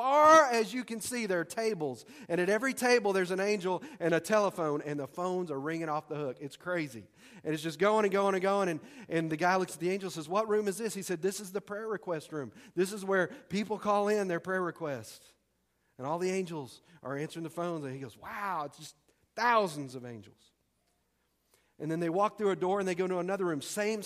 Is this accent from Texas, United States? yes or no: yes; Texas, United States; I'm from Texas.